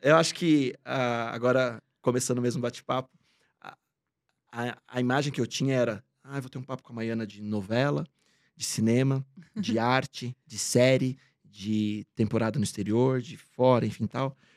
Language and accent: Portuguese; Bragança Paulista, São Paulo, Brazil; moved away; eu sou do interior de São Paulo, de Bragança, hum, paulista